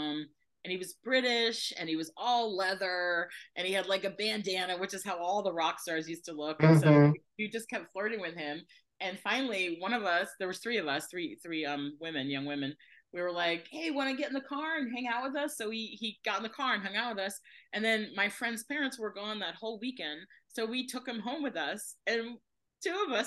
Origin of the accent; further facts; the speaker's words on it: Fort Lauderdale, Florida, United States; I grew up in Fort Lauderdale